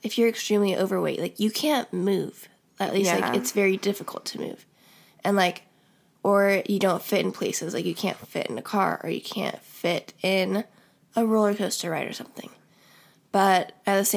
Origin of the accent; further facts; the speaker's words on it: Iowa, United States; we're from Iowa